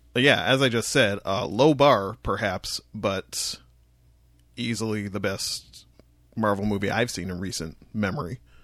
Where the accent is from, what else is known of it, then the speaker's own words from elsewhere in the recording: Windsor, Ontario, Canada; now in Toronto, Canada; I'm from Windsor.